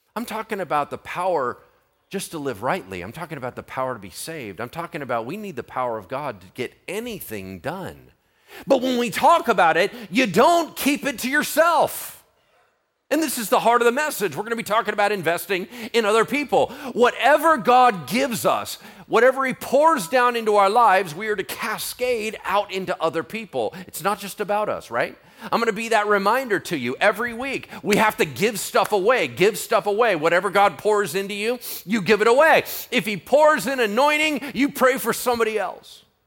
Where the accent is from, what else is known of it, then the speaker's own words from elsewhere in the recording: United States; I'm American